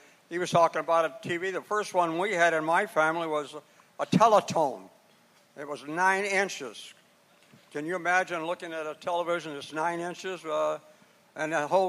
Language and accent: English; Tennessee, United States; I'm actually from Tennessee. That's where I was born. I came north during the Depression years in 1929.